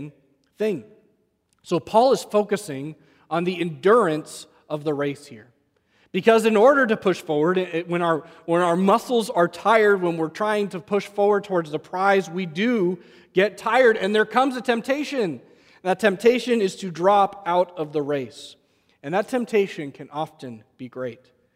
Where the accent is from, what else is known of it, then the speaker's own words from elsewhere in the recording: New England, United States; growing up in New England